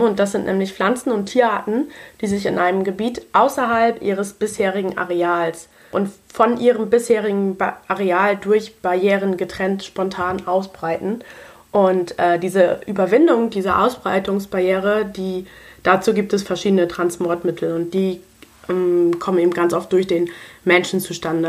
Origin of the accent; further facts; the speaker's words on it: Germany; Bei uns in Deutschland